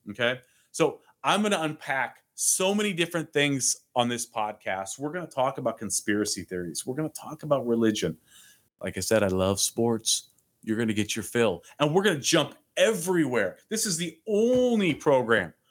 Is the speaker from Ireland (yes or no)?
no; Renton, Washington, United States; moved away as an adult; now in Tennessee, United States; Tennessee, by the way, is my adopted home state. I'm born and raised in a suburb outside of Seattle my entire life. Three years ago, I moved my company from Seattle to Tennessee the beautiful volunteer state.